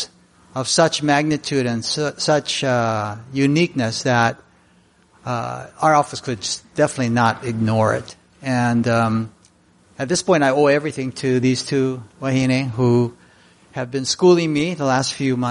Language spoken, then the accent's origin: English; Hilo, Hawaii, United States; I hail from Hilo